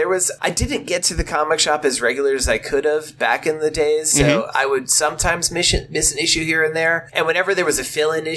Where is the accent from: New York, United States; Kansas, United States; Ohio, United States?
New York, United States; Long Island; I grew up in Long Island, New York.